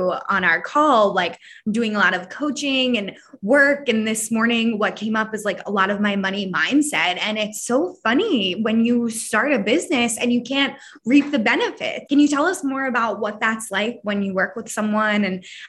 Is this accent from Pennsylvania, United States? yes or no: yes; Philadelphia, Pennsylvania, United States; we're both from Philadelphia